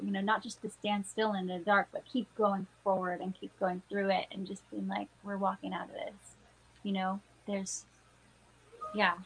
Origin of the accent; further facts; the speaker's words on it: Texas, United States; now in Pittsburgh, United States; that's my hometown, you know, my home state